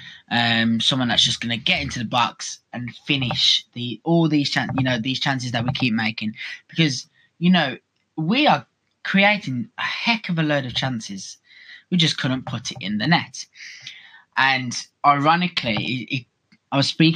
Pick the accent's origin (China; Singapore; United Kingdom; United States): United Kingdom; Birmingham, West Midlands; I am from Birmingham, so naturally, I am a Birmingham City supporter